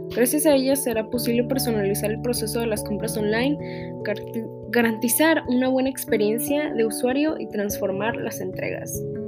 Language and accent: Spanish; Mexico; como sociedad mexicana